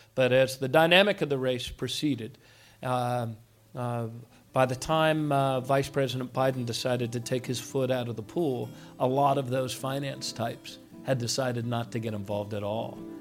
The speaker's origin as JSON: {"language": "English", "area": "Montgomery County", "region": "Maryland", "country": "United States", "tie": "born or raised there", "also_born_or_lived": "Baltimore", "said": "I grew up in Montgomery County"}